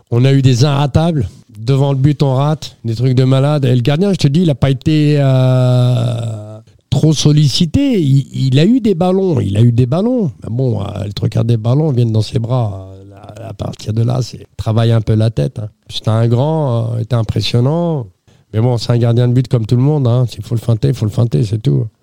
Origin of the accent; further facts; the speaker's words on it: Sartrouville, Île-de-France, France; c'est potentiel de jeunes qu'on a chez nous à Sartrouville